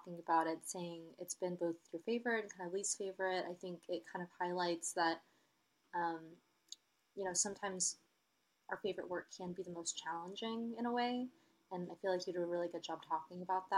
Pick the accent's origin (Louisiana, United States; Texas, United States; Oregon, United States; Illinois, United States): Texas, United States; Austin; I'm from Austin